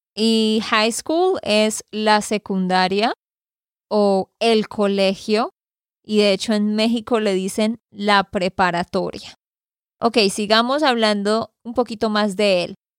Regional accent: Santander, Colombia; de Santander, Colombia.

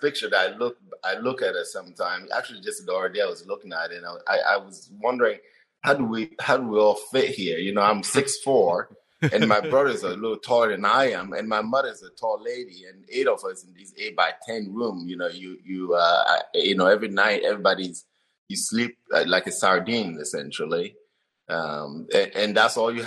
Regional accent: Togo; English is a second language; moved away as an adult; also born or lived in Wenatchee, Washington / Davis, California; now in Olympia, United States; I grew up in northern part of Togo, in the central part of Togo

